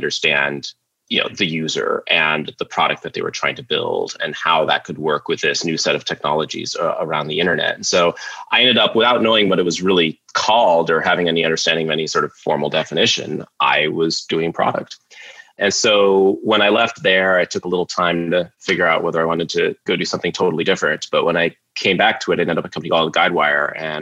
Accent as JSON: {"language": "English", "town": "Sioux Falls", "region": "South Dakota", "country": "United States", "tie": "born or raised there", "said": "I grew up in Sioux Falls, South Dakota, just a shy kid there"}